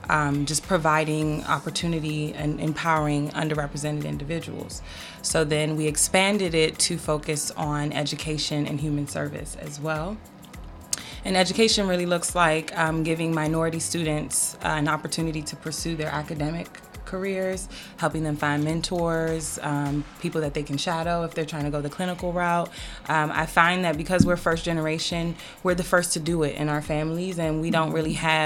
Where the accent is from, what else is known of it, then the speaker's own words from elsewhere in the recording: Washington, District of Columbia, United States; also born or lived in Maryland; so I've been in the DMV my entire life, good and bad thing.